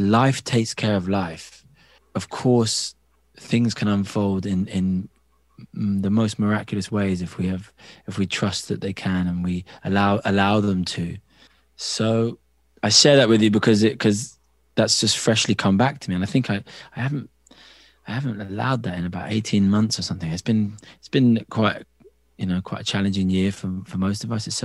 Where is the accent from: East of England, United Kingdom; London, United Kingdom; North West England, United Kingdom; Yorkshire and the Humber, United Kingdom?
East of England, United Kingdom; Cambridge; moved away; I grew up in Cambridge in England, the university town